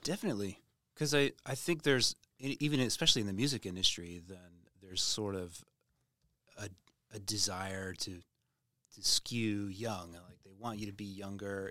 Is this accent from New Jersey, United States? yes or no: no; Tulsa, Oklahoma, United States; moved away as an adult; also born or lived in Nashville / India; now in Redding, United States; my hometown, Tulsa